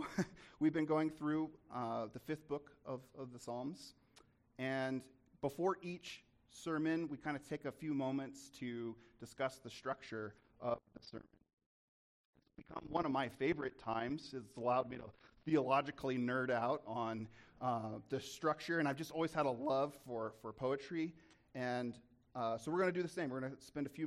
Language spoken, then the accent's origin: English; Dodge City, Kansas, United States; working in Dodge City, Kansas, the city we grew up in, it's a relatively small town